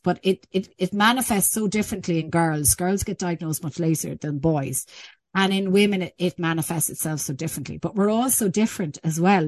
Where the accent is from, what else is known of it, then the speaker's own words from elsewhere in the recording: Ireland; we're actually quite good in our attitude as an Irish people, as an Irish culture